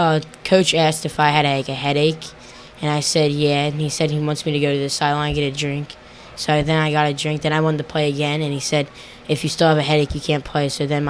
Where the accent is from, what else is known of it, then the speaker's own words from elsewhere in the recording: Hamilton, New Jersey, United States; 14 years old, and I'm from Hamilton, New Jersey.